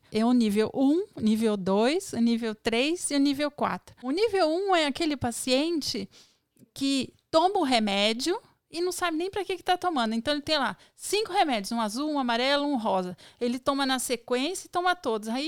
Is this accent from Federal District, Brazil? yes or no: yes; Federal District, Brazil; E é que brasiliense tem o hábito mesmo de imitar carioca, mas não assim uma imitação. A gente nasce imitando, então a gente é difícil mudar.